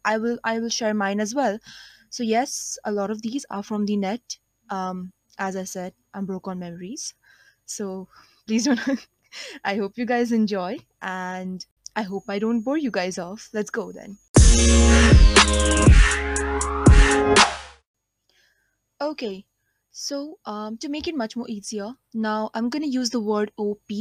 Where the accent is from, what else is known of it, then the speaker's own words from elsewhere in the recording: India; I am an Indian, 17 years old